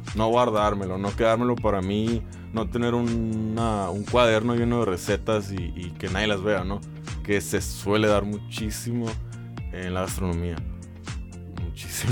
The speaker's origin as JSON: {"language": "Spanish", "town": "Mexicali", "region": "Baja California", "country": "Mexico", "tie": "born or raised there", "said": "soy cachanilla 100%, nacido y criado. me encanta mi ciudad"}